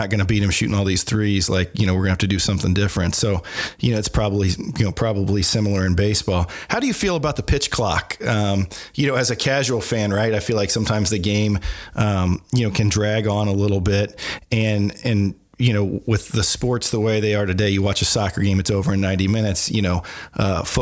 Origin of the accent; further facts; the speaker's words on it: Kokomo, Indiana, United States; we grew up together. I mean, you know, we're both from Kokomo